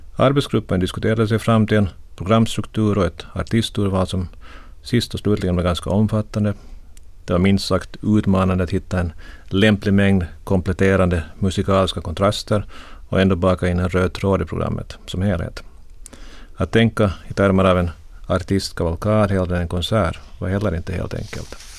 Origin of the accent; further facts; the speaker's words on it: Korpo, Southwest Finland, Finland; moved away as an adult; also born or lived in Turku, Finland / Helsinki, Finland; jag växte upp i Korpo